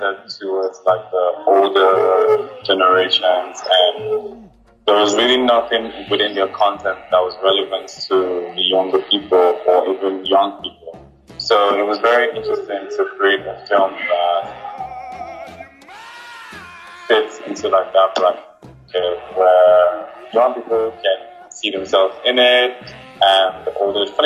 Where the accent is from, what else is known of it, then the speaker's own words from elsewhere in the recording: Nigeria; I'm Nigerian